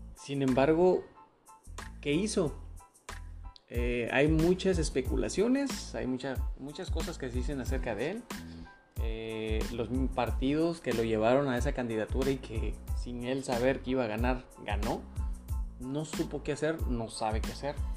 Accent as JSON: {"language": "Spanish", "country": "Mexico", "said": "Nosotros como mexicanos"}